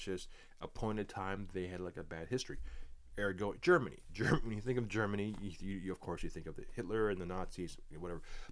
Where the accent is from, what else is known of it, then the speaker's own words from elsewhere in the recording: Canada; me being a Canadian boy